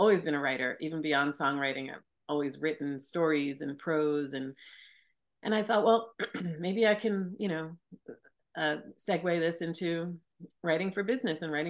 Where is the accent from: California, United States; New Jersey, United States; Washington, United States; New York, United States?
New York, United States; Sea Cliff; I grew up on Long Island in a a beautiful, sweet little Victorian town called Seacliff